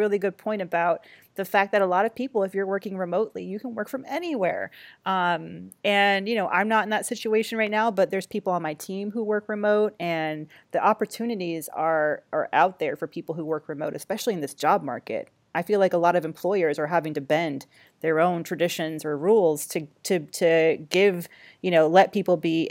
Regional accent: Atlanta, Georgia, United States; born or raised there; now in New York, United States

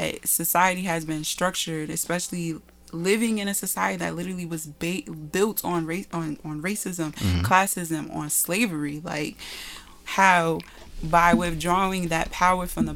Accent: Elizabeth, New Jersey, United States; growing up in Elizabeth, they used to call me American

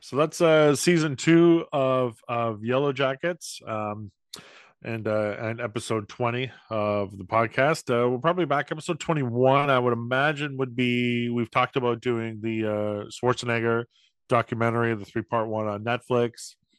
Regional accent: St. Catharines, Ontario, Canada; my hometown of Saint Catharines

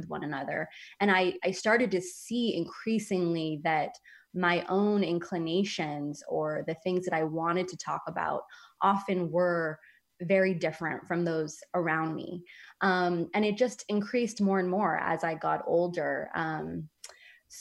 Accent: San Francisco, California, United States; moved away as an adult; I grew up in San Francisco

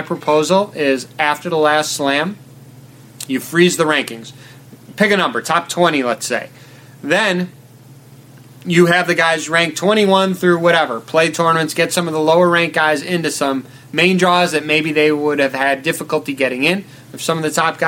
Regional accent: United States; I'm from America

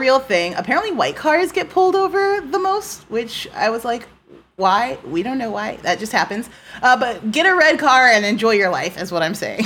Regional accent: United States; an American citizen

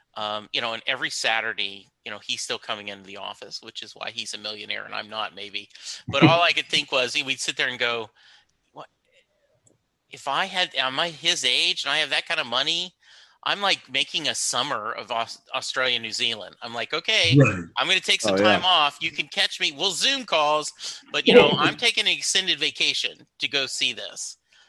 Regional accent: Louisiana, United States; while someone like me growing up in Louisiana, you know, like no idea.

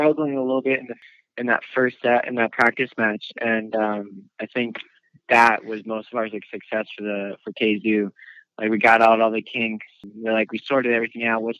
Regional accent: Pennsylvania, United States; now in Sarasota, United States; originally from Pennsylvania, and now I live in Sarasota, Florida

